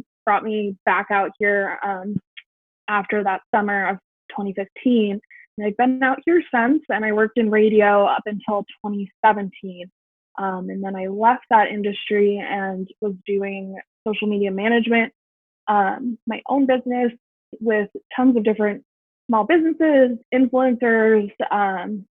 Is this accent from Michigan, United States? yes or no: no; New Jersey, United States; moved away as an adult; also born or lived in New York City; now in Los Angeles, United States; I grew up in New Jersey